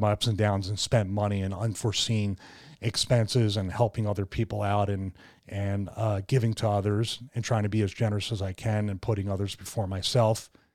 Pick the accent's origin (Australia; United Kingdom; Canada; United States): United States; Philadelphia, Pennsylvania; growing up in Philadelphia